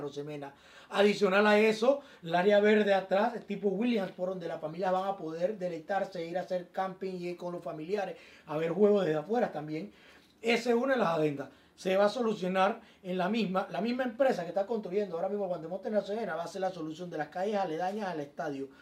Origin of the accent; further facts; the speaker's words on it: Panama; incluyéndome a mí como panameño